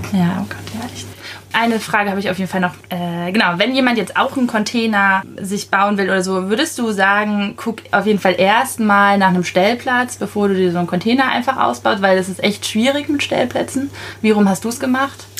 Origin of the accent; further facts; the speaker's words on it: Schleswig-Holstein, Germany; moved away; ich komme aus Schleswig-Holstein